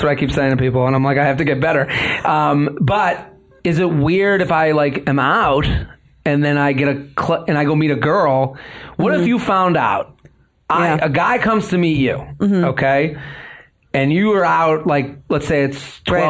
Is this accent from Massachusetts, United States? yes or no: yes; Needham, Massachusetts, United States; I'm from outside of Boston. And they're like, and then they go, I would have thought Long Island. And I go, no, I'm from a town called Needham.